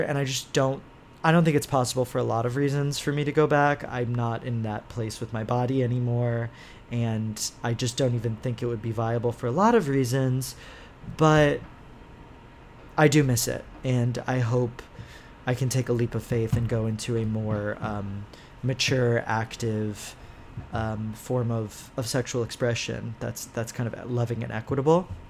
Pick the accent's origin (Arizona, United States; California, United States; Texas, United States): Texas, United States; Houston; I'm from Houston